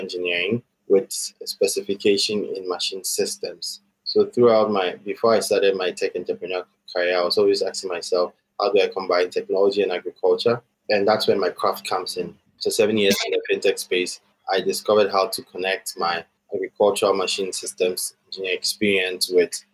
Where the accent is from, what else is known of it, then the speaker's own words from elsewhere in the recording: Accra, Greater Accra, Ghana; also born or lived in Atlanta, United States; I grew up and born and grew up in Accra, Ghana, and I schooled throughout my entire life here in Ghana